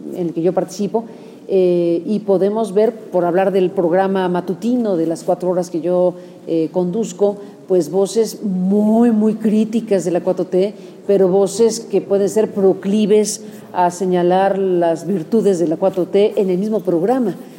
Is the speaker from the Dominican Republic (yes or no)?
no; Mexico; o como mexicana o parte de esta sociedad